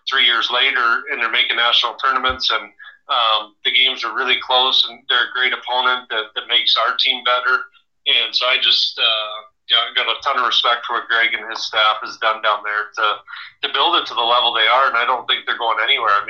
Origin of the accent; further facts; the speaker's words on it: Alaska, United States; growing up in, in Alaska, being one of three boys, I was in the middle.